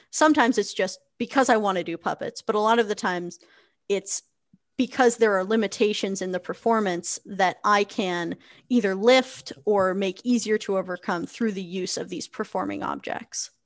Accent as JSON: {"language": "English", "region": "New Hampshire", "country": "United States", "also_born_or_lived": "Connecticut", "said": "I am a puppeteer from New Hampshire, which is on the east coast"}